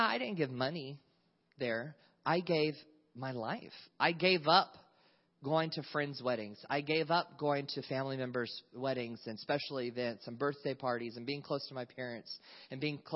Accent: North Carolina, United States; moved away as an adult; now in California, United States; when I was 18 years old, I moved from North Carolina. I grew up in the South.

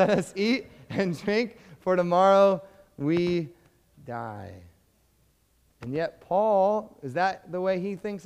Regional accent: United States; as American Christians

